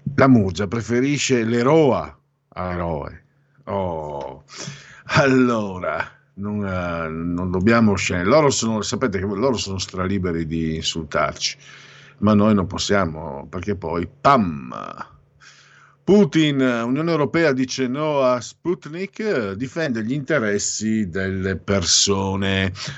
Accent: Destra Tagliamento, Friuli-Venezia Giulia, Italy; ci sono tanti paesi dalle mie parti, in destatagliamento

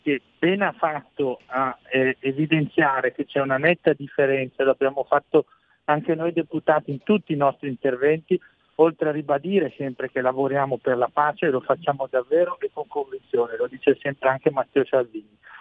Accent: Brescia, Lombardy, Italy; sono innamorato della mia terra, Brescia, la Lombardia, il lago di Garda

